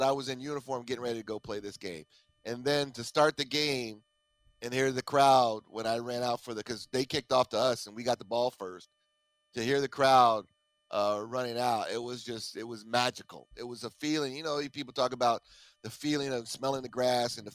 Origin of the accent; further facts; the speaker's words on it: Tucson, Arizona, United States; I'm a kid from Tucson, Arizona